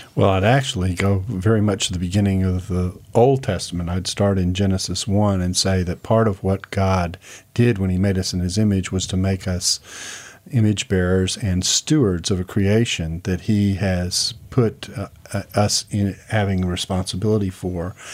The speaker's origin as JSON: {"language": "English", "town": "Houston", "region": "Texas", "country": "United States", "tie": "born or raised there", "moved": "yes", "said": "I grew up in Houston"}